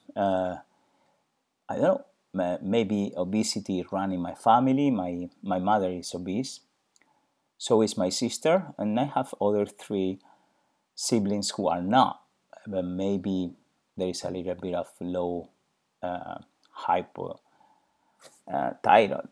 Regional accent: Spain; I'm originally from Spain.

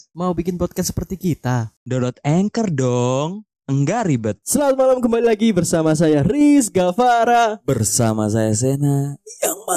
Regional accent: East Java, Indonesia; Asal saya di puncak gunung tertinggi di Ponorogo.

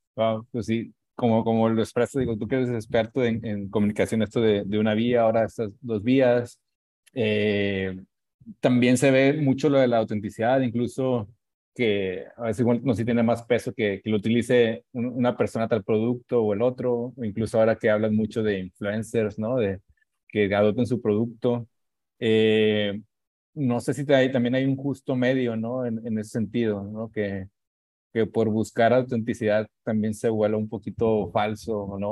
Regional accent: Monterrey, Nuevo León, Mexico; cómo somos los regios

